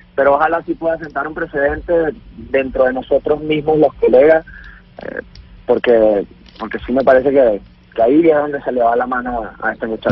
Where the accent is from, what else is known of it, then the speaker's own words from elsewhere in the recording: Venezuela; moved away; somos millones los venezolanos